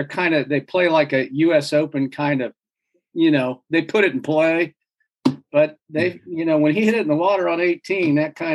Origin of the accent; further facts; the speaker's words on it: Midwest, United States; because I tell people from growing up in the Midwest